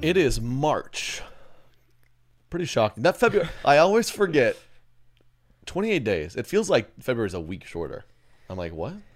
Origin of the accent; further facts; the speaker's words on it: Edmond, Oklahoma, United States; now in Kansas City, United States; I grew up in Edmond, Oklahoma